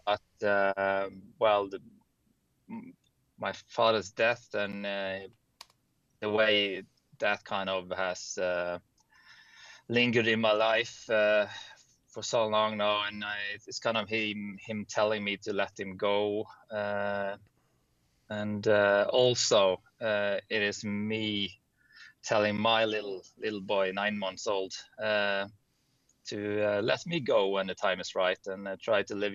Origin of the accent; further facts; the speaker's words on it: Bergen, Vestland, Norway; I'm Norwegian from Bergen, the West Coast